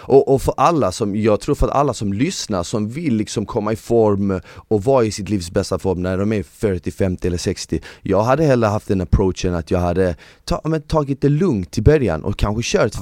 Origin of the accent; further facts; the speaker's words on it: Malmö, Skåne, Sweden; jag växte upp i Malmö